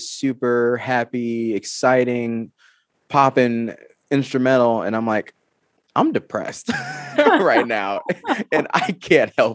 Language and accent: English; Georgia, United States; now in Arizona, United States; I'm from Georgia, but I live in Arizona now.